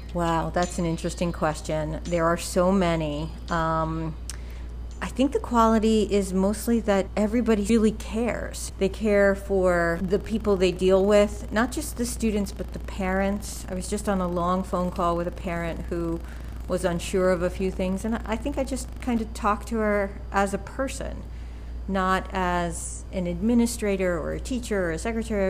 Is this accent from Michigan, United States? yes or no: no; New York, United States; accent: New York; I was from New York